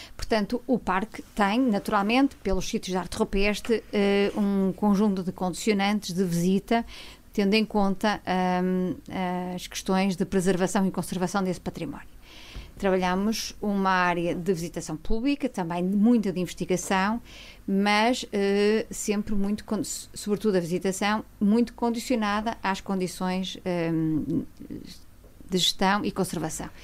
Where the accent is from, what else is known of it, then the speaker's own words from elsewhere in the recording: Viana do Castelo, Norte, Portugal; moved away; also born or lived in Vale do Côa / Bragança; sou de Viana do Castelo